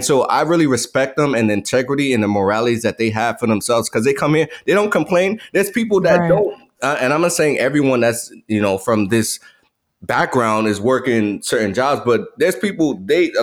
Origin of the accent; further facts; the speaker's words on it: United States; who we are as American